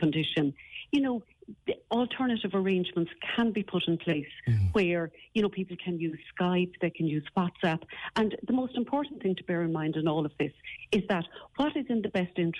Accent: West Cork, Munster, Ireland; now in Kildare, Ireland; I practice here in Kildare, even though I'm from West Cork

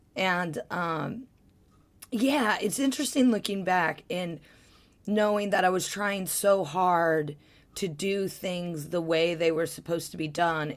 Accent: Ohio, United States; moved away; I grew up in Ohio

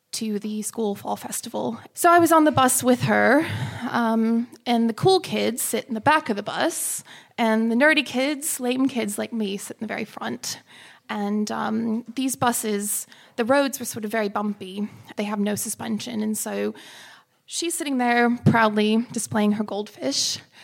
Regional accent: United States; moved away as an adult; now in London, United Kingdom; I'm American as well

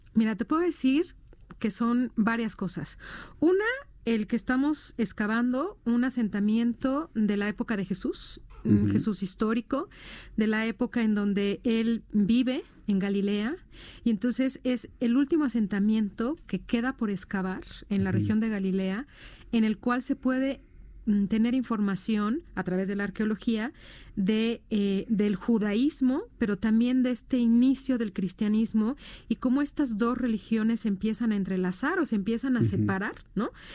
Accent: Mexico; somos los únicos mexicanos que hemos trabajado en Israel

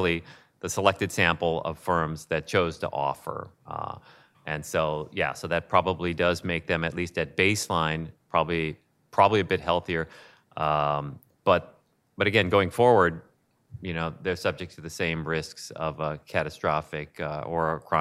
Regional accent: Illinois, United States; I'm from Illinois

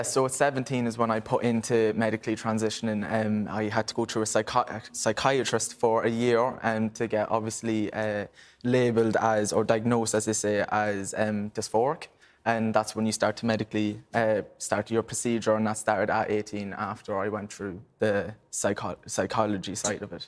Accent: Ireland; growing up in Ireland

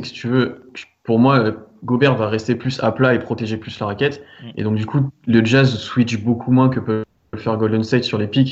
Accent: France; on est français aussi

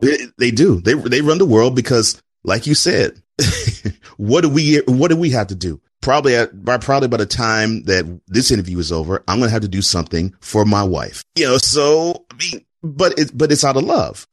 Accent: Houston, Texas, United States; I grew up in Houston.

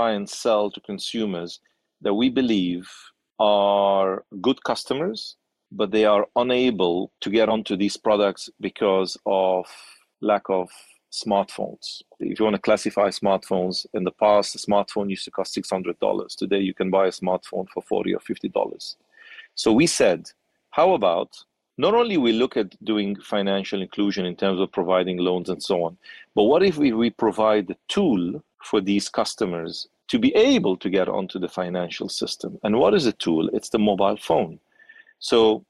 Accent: Nigeria; growing up in Nigeria

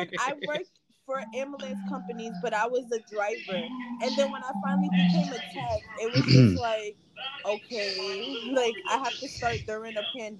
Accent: New York, United States; Listen, I'm from New York.

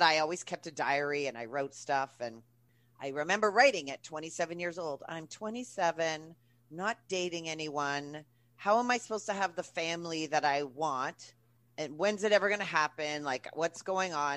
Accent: Manitoba, Canada; moved away as an adult; also born or lived in Vancouver, Canada; I'm from Canada. So we call it university. College is university here. And I'm from the center of Canada. And I wanted to get the hell out. So I picked a major that you couldn't do in flat Manitoba

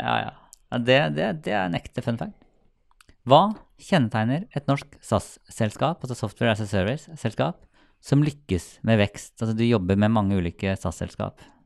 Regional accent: Sarpsborg, Østfold, Norway; jeg er fra Sarpsborg

